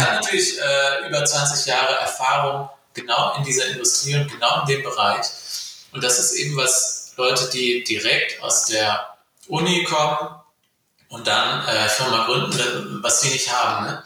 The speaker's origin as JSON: {"language": "German", "country": "Germany", "said": "bei uns in Deutschland"}